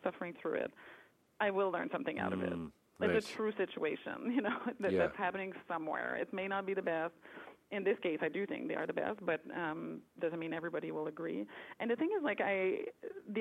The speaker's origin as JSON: {"language": "English", "region": "Quebec", "country": "Canada", "said": "I'm from Quebec, and we always saw a lot of movies with subtitles at a young age"}